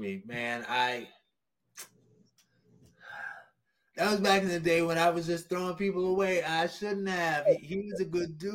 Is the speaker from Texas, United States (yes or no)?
no; New Orleans, Louisiana, United States; I went to high school in New Orleans, Louisiana